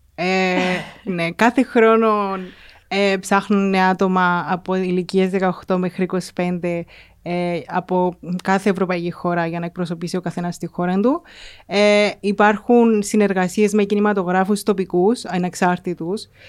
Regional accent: Mammari, Cyprus; also born or lived in England; από το Μαμαρί.

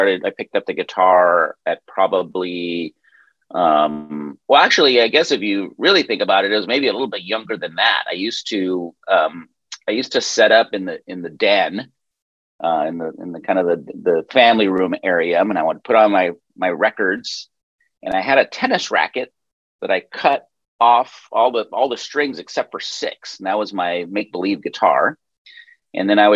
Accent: El Paso, Texas, United States; now in Los Angeles, United States; I was born in the sleepy little town of El Paso, Texas

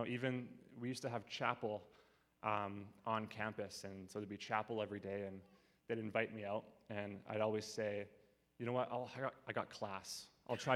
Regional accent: Abbotsford, British Columbia, Canada; I grew up in Abbotsford kind of my whole life.

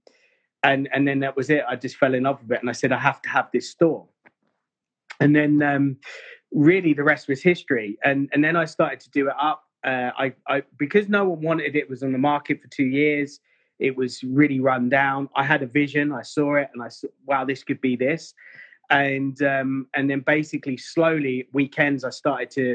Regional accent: Bedford, East of England, United Kingdom; accent: English; moved away as an adult; also born or lived in Mayfair, London; when I come from Bedford, I was very street

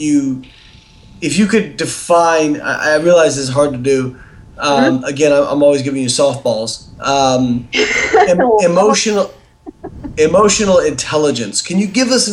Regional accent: Evansville, Indiana, United States; Evansville, which is actually my hometown where I'm from

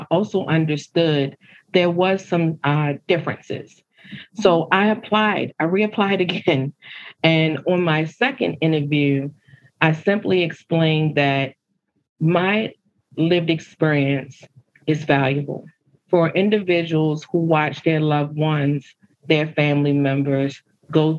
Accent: Baltimore, Maryland, United States; I grew up in West Baltimore

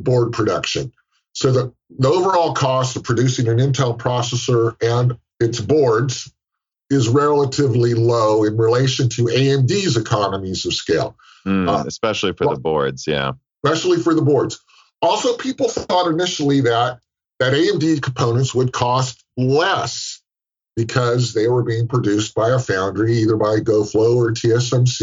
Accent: San Francisco Bay Area, California, United States; I live in California. I'm from the San Francisco Bay Area

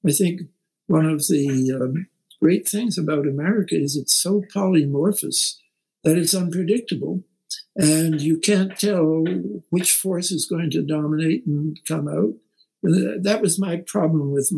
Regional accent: Canada; now in United States; I'm a Canadian

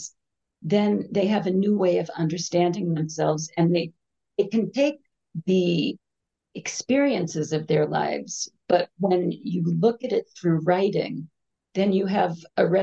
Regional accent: New York, United States; moved away as an adult; now in Jerusalem, Israel; I grew up in New York

